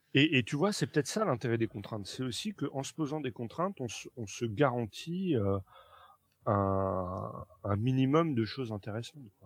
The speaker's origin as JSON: {"language": "French", "town": "Nancy", "region": "Grand Est", "country": "France", "tie": "born or raised there", "moved": "yes", "said": "à Nancy. bien que ce soit ma terre natale"}